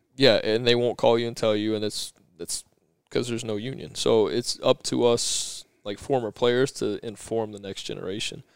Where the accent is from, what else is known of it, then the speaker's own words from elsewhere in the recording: Chandler, Arizona, United States; I grew up here in, in Arizona in Chandler